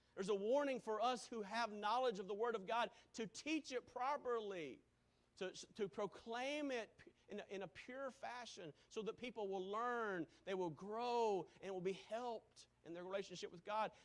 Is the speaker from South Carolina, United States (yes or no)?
yes; Greenville, South Carolina, United States; moved away; Growing up in Greenville, South Carolina, where there was Baptist churches or Methodist church on just about every corner